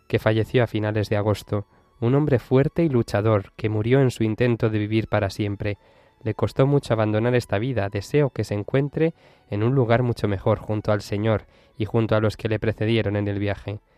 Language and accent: Spanish; Bilbao, Basque Country, Spain; de Bilbao.